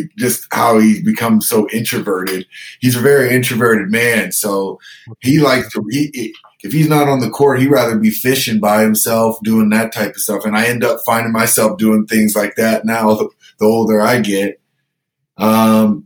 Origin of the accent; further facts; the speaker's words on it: Canada; we're Canadian